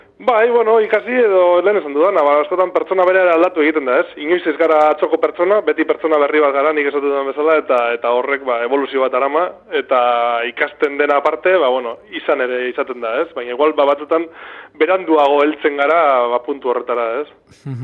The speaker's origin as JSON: {"language": "Basque", "town": "Bilbao", "region": "Basque Country", "country": "Spain", "tie": "born or raised there", "moved": "yes", "lives_now": "Dima, Spain", "said": "ni bilbotarra naiz, e, bilbon egin dute bizitza gehiena, naiz eta orain diman bizi zen"}